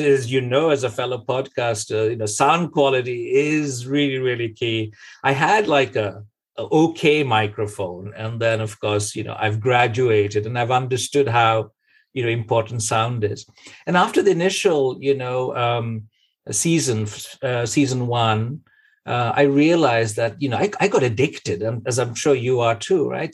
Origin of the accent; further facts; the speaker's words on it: Kolkata, West Bengal, India; moved away as an adult; now in Norway; born in Calcutta, but lived most of our lives in the West